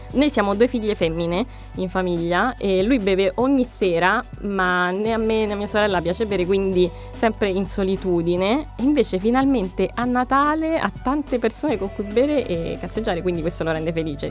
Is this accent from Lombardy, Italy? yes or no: no; Rome, Lazio, Italy; potrei essere benissimo una qualsiasi persona di Roma, invece ho origini cinesi, sono nata e cresciuta qua da genitori cinesi